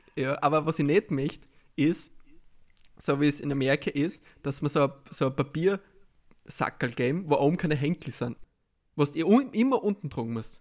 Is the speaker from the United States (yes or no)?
no; Austria; als Österreicher